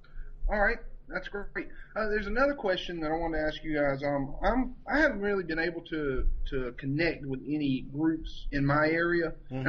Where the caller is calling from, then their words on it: Hampton, Virginia, United States; from Hampton, Virginia.